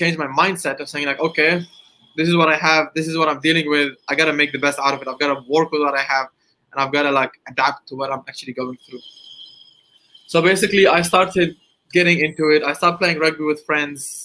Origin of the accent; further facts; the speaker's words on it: Dubai, United Arab Emirates; I'm from Dubai, United Arab Emirates